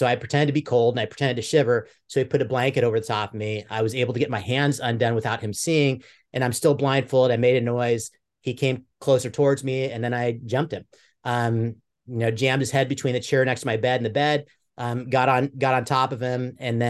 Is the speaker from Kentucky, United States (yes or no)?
no; Mercer Island, Washington, United States; I grew up in Mercer Island, Washington, which is a kind of a white collar area, pretty affluent area.